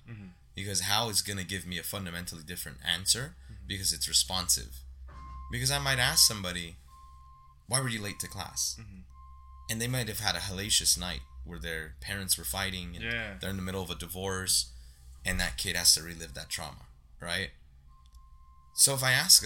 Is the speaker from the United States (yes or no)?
yes; Santa Ana, California, United States; I grew up on Civic Center and Rate